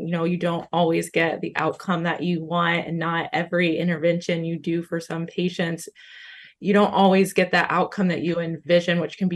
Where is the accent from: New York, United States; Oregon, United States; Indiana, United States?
Indiana, United States; Muncie; moved away as an adult; also born or lived in Tennessee; now in Zeeland, United States; I grew up in Muncie, Indiana